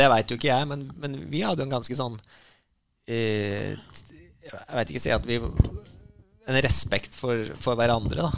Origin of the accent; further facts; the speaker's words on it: Grue, Innlandet, Norway; jeg vokste opp i, i Grue